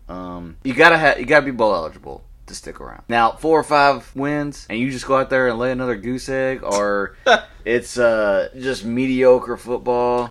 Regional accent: the South, United States; accent: Southern; We got this South End accent out here.

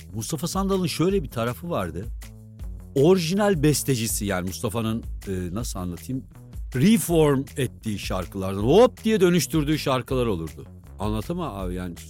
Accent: Kaman, Kırşehir Province, Turkey; Kamanlıyım biz. Aslan Kamanlıyız biz

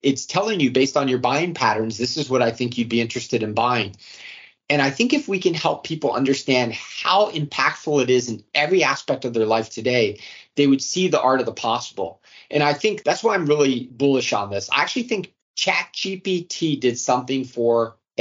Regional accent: Arlington, United States; I grew up in Arlington, and that school district had the resources

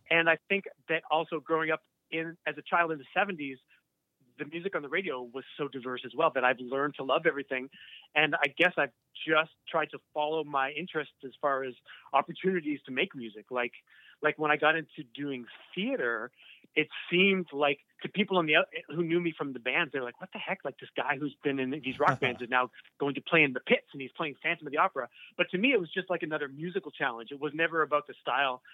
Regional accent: Burlington, Ontario, Canada; growing up in Burlington

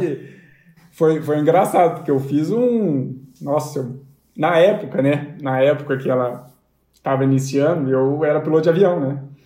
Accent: Londrina, Paraná, Brazil; a gente é de Londrina

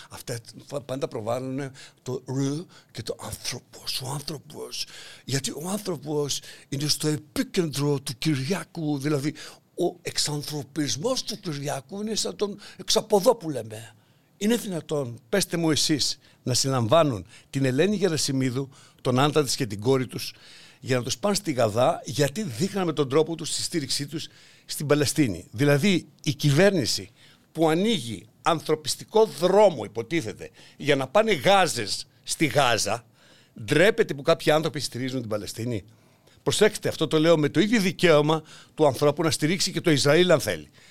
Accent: Greece; εμείς είμαστε Έλληνες

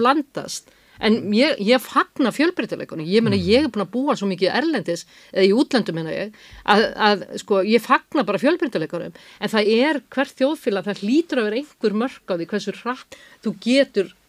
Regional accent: Iceland; við erum Íslandingar

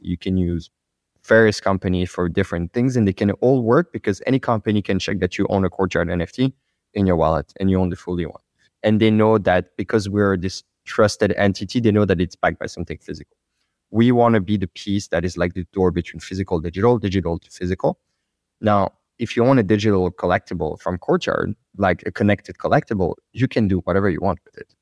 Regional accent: France; accent: French; English is a second language; my French accent.

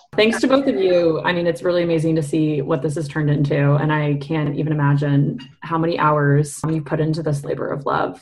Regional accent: Massachusetts, United States; also born or lived in Washington, D.C. / Mexico City; now in Evanston, United States; I'm from Massachusetts originally, lived in D.C. and Mexico City before coming to Kellogg

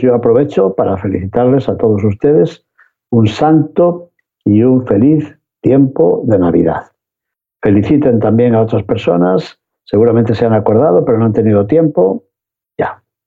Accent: León, Castile and León, Spain; moved away; de mi tierra de León

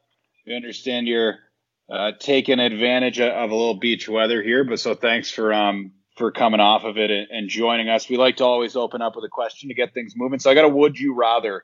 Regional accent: Boston, Massachusetts, United States; I'm from Boston.

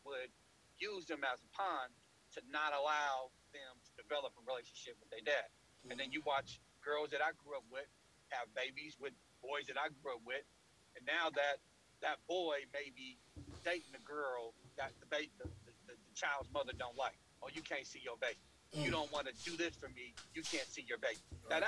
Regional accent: Oakland, California, United States; I grew up in West Oakland in the projects in the 1980s

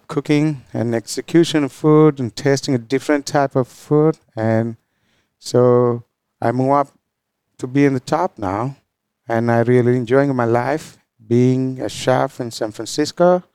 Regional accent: Galle, Southern Province, Sri Lanka; moved away as an adult; now in United States; I was born and grew up in Sri Lanka

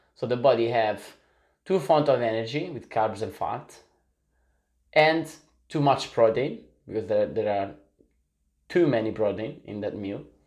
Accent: Italy; also born or lived in Sicily; I'm, I'm from Italy in the soul

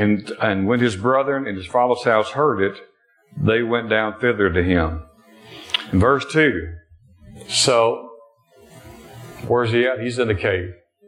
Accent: Alabama, United States; also born or lived in Michigan; I was born in Michigan, but I've been here since I was five, so I'm really from Alabama. They said I had an accent when I got here, but it left somewhere.

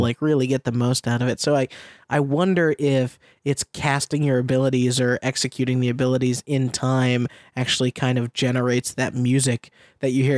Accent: Middlesex County, Massachusetts, United States; now in Sunnyvale, United States; my hometown of Massachusetts

